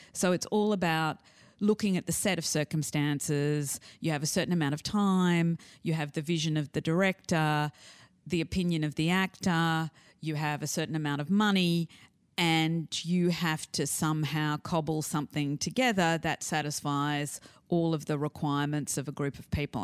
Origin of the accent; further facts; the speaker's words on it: Sydney, New South Wales, Australia; I was brought up in the North Shore in the seventies in Australia, and I was bilingual